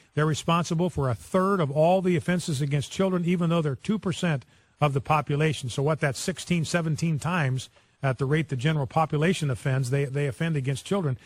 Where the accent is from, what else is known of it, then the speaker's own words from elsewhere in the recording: Chicago, Illinois, United States; We're from Chicago, the Chicago area